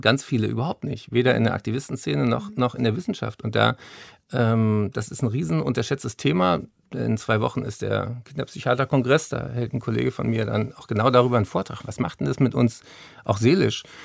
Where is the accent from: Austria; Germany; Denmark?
Germany; Berlin; ich bin ja hier in Berlin zur Schule gegangen